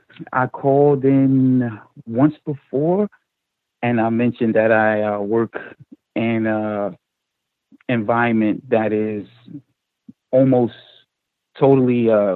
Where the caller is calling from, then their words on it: New York, United States; I'm calling from New York.